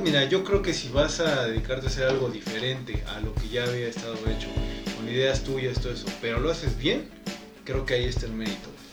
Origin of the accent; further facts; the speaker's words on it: Mexico; somos mexicanos